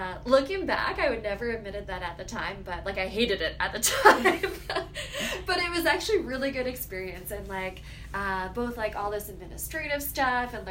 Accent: Toronto, Ontario, Canada; also born or lived in Sackville, New Brunswick; I grew up in Toronto

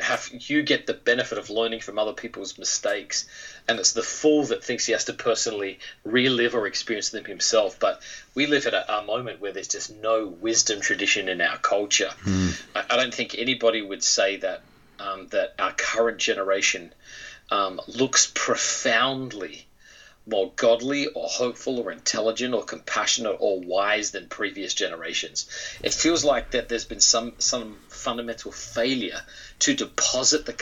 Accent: Australia; moved away as an adult; now in United States; my childhood in Australia was a very, very typical, I think, Australian childhood.

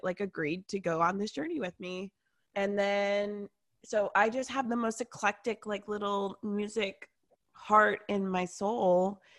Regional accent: Atlanta, Georgia, United States; I grew up here in Atlanta

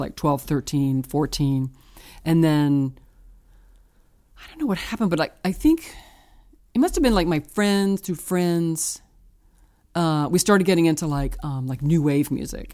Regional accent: Richmond, Virginia, United States; now in Brooklyn, United States; I was born in Richmond, Virginia.

